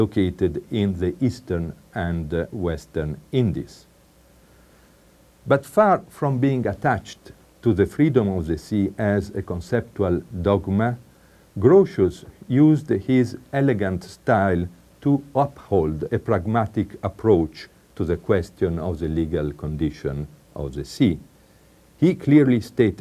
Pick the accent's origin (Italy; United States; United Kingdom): Italy; accent: strong Italian; English is a second language; I apologize for my strong Italian accent, but I have it, I like it, and I keep it.